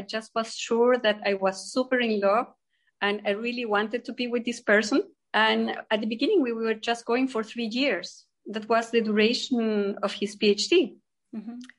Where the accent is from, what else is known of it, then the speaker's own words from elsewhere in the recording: Concepción, Biobío, Chile; English is a second language; moved away as an adult; also born or lived in Germany; now in Switzerland; I'm from Chile, from the south of Chile, a city called Concepción. I was studying there